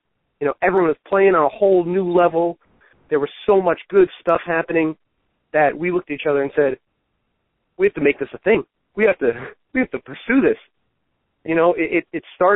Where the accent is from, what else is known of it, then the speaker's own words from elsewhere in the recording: Long Island, New York, United States; Born on Long Island, raised in New York here